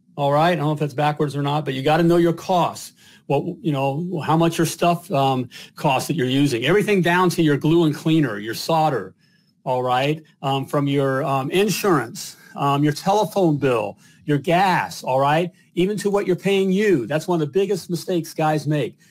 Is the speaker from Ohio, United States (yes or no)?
yes; Dayton, Ohio, United States; Now I'm from Dayton, Ohio